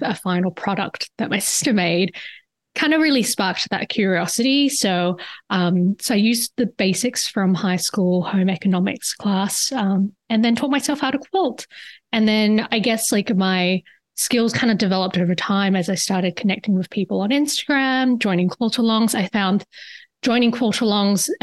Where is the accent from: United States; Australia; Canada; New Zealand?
Australia; Perth, Western Australia; moved away; You could probably hear it in my voice. I'm actually originally from Perth, Australia. It's on the West Coast.